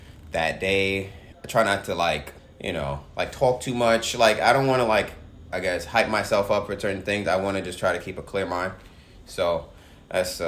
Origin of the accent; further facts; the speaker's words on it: New York City, New York, United States; I grew up playing in Southeast Queens